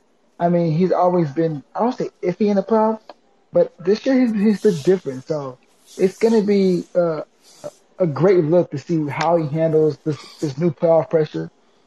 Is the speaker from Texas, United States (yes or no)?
yes; Texas, United States; now in Houston, United States; I'm from Steely, Texas.